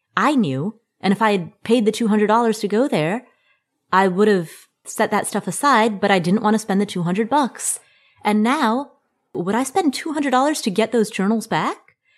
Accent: Cincinnati, Ohio, United States; Like, for example, the childhood home that I grew up in Cincinnati, Ohio.

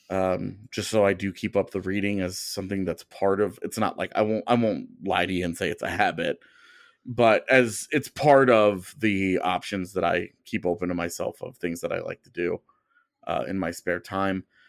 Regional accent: United States; as an American

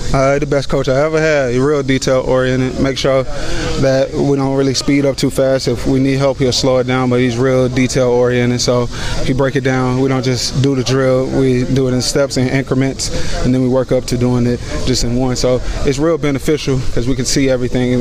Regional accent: Georgia, United States; moved away as an adult; now in Kentucky, United States; I'm from Georgia.

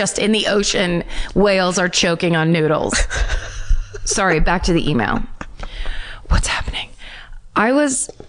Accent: Connecticut, United States; So growing up in Connecticut, my mom bought a house in Vermont.

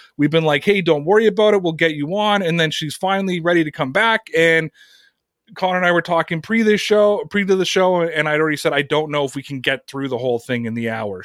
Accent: Canada; here in my home country of Canada

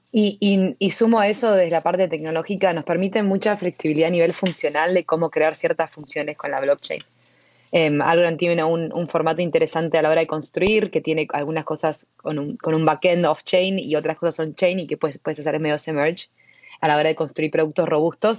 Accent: Argentina; yo soy argentina

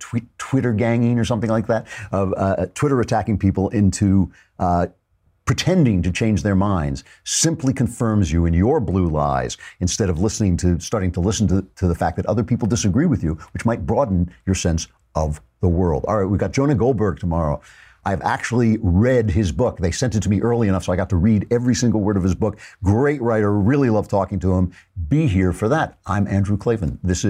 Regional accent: Canada; As a Canadian, I regret answering this unexpected question without giving my response more context.

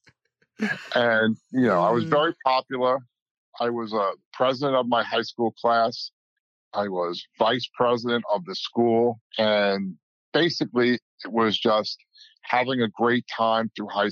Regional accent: Palisades Park, New Jersey, United States; I grew up in a small town, Palisades Park, New Jersey, right in Bergen County, Fort Lee area.

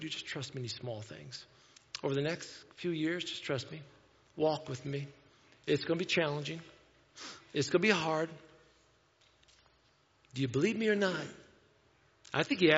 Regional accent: Wauseon, Ohio, United States; I'm from Wauseon

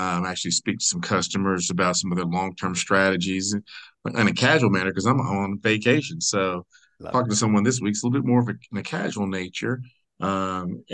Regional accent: Mobile, Alabama, United States; I grew up on the water in Mobile

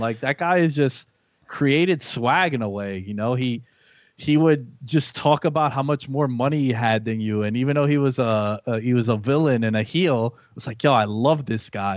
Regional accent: New York City, New York, United States; now in Long Island, United States; I'm from New York, born and raised in Queens. I live in Long Island now.

